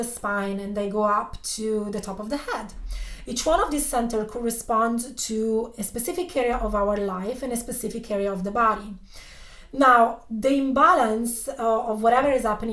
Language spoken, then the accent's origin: English; Italy; I was born and raised in Italy